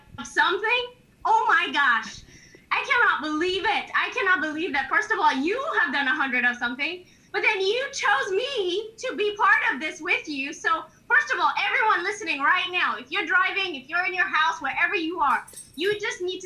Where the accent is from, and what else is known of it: Kenya; moved away as an adult; now in Corpus Christi, United States